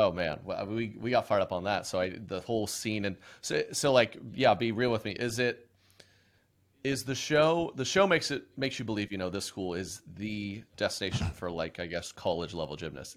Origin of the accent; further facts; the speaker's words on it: Oklahoma, United States; moved away; I was born and raised in Oklahoma